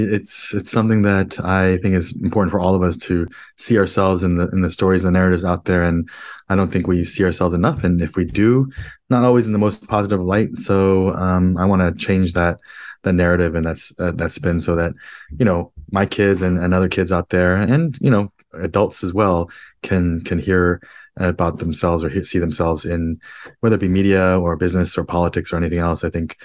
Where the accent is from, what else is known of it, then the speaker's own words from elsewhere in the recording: New Jersey, United States; also born or lived in Queens, New York; now in San Francisco, United States; I'm from the East Coast originally. I live in San Francisco now, but I was born in Queens, New York, moved to New Jersey when I was three. And then grew up in New Jersey.